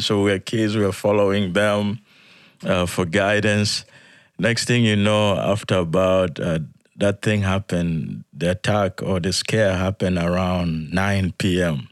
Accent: Yei, Central Equatoria, South Sudan; moved away; I was born in South Sudan

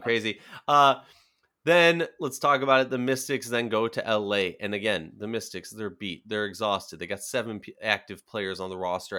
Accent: Minnesota, United States; born or raised there

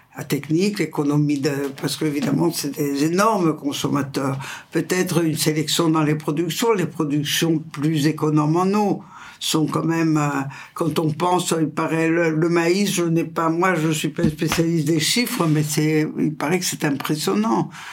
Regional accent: Italy; French is a second language; je suis italienne et je suis dans la région du Pau, qui est le fleuve le plus important d'Italie

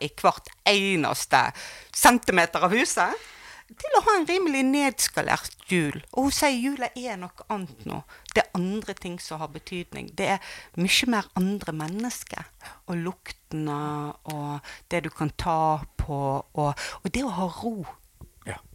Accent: Bergen, Vestland, Norway; Jeg vokste jo opp her i Bergen

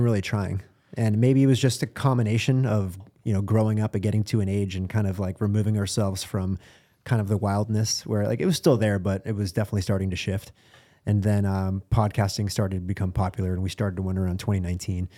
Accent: Boston, Massachusetts, United States; I'm from Boston

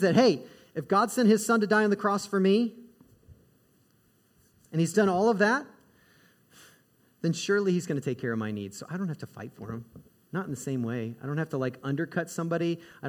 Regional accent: Midwest, United States; I grew up in the Midwest.

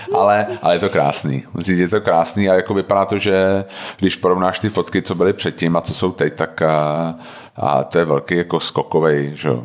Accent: Czechia; u nás jako Češi

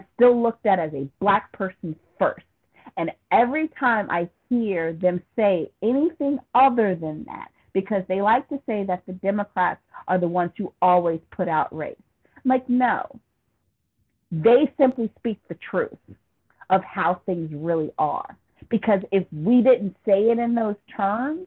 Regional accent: United States; I consider myself an American

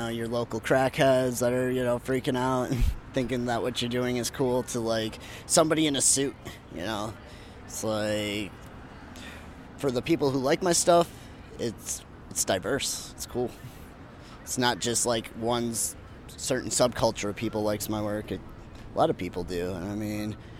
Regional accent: Lansing, Michigan, United States; happening in my hometown

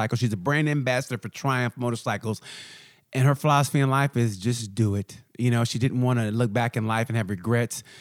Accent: United States; I'm from the United States

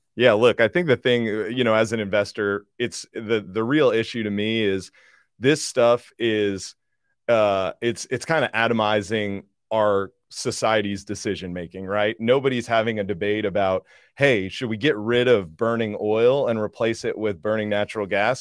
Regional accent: New Jersey, United States; I grew up in New Jersey

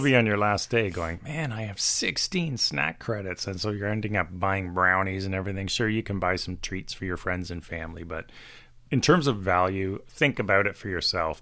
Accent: Toronto, Ontario, Canada; We are from Toronto, Canada

